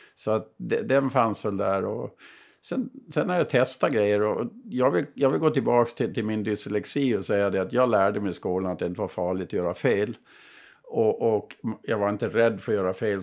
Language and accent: Swedish; Burgsvik, Gotland, Sweden; Jag är ju själv ifrån Bursvik, så södra Gotland